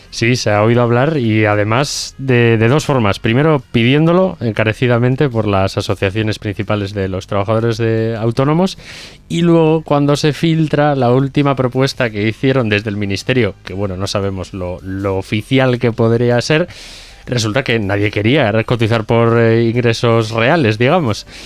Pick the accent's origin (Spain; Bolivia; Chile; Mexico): Spain; Hermo, Basque Country; en Bilbao, eh, en Hermo, que por ejemplo es de donde soy yo